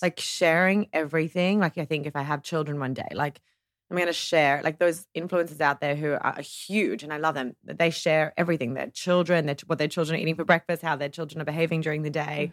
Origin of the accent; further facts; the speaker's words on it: Ohio, United States; I was brought up in Ohio